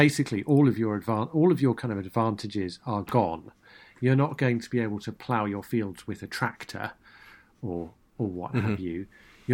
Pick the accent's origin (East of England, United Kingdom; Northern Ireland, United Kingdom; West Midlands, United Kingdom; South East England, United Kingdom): South East England, United Kingdom; Brighton; I'm born and brought up in Brighton